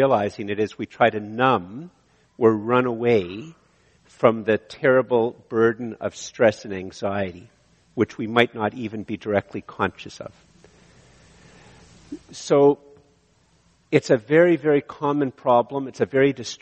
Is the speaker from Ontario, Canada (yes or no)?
yes; Eganville, Ontario, Canada; moved away; I came from Eganville